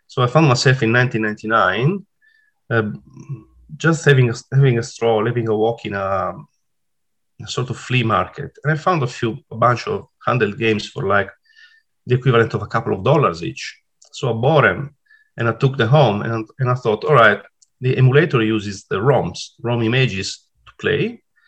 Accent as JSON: {"language": "English", "region": "Sardinia", "country": "Italy", "tie": "born or raised there", "accent": "Italian", "second_language": "English", "moved": "as an adult", "lives_now": "Sydney, Australia", "said": "I am Italian, as you can tell by, from my accent. Uh, so I was born in Italy and then I moved to, to Australia in uh, 2014. Uh, I was 40 at the time. I'm 47 now, and I still live in Sydney. I come from a beautiful place called Sardinia."}